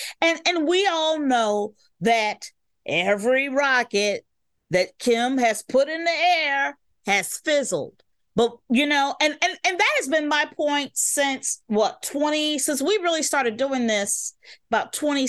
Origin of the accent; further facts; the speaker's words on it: Chicago, Illinois, United States; The reason why I'm on the West Side of Chicago right now and was not born a Southsider is because of eminent domain.